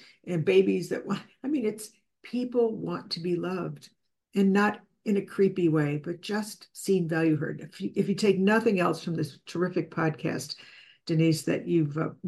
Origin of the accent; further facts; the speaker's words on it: Chicago, Illinois, United States; I'm from Chicago